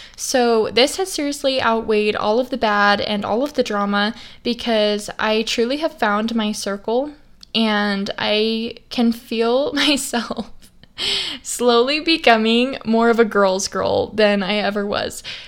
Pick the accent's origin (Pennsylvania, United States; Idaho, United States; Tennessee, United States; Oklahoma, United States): Idaho, United States; I grew up in Idaho, and ever since I was little, I had horses